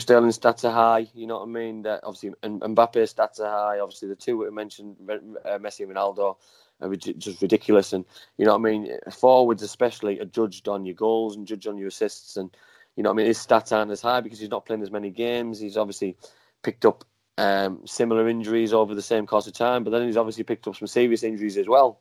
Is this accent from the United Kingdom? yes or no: yes; England, United Kingdom; I was born in England. My mum and dad were English. You know what I mean? I'm a proud Englishman